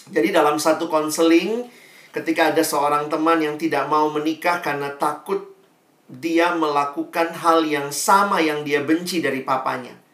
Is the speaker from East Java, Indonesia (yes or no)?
no; Makassar, South Sulawesi, Indonesia; Papa saya Ambon asli, mama saya Manado, Tionghoa. Nah, mereka ketemunya di Makassar, makanya saya lahir besar di Makassar.